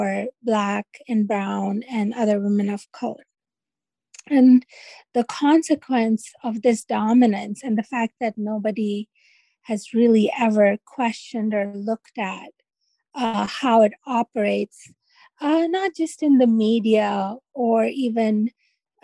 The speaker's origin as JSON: {"language": "English", "town": "Karachi", "region": "Sindh", "country": "Pakistan", "tie": "born or raised there", "moved": "yes", "lives_now": "United States", "said": "I think I've lived more of my life in the U.S. than I have full-time in Karachi, Pakistan, where I'm from"}